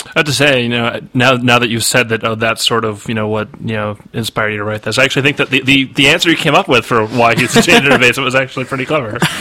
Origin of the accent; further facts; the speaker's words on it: Massachusetts, United States; now in California, United States; I grew up in Massachusetts